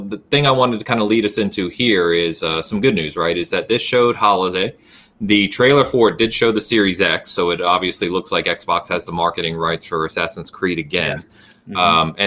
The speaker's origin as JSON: {"language": "English", "region": "England", "country": "United Kingdom", "said": "being English"}